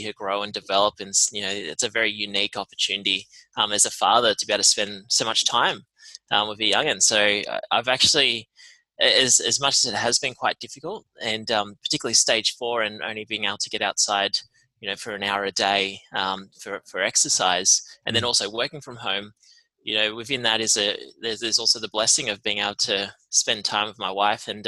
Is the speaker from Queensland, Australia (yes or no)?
no; Tamworth, New South Wales, Australia; moved away as an adult; now in Melbourne, Australia; I grew up in Tamworth, country music capital of Australia